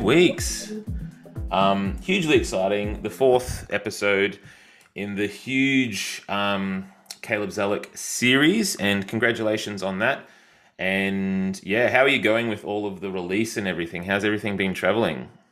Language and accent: English; Yarram, Victoria, Australia; I'm from a tiny place called Yarram